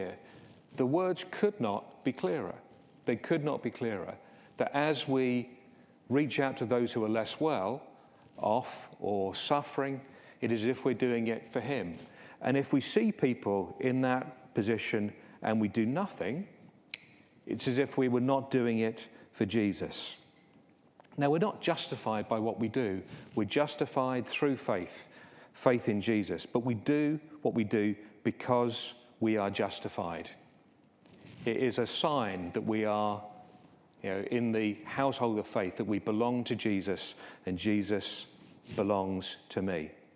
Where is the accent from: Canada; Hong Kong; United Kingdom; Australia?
United Kingdom; England; those of us who are English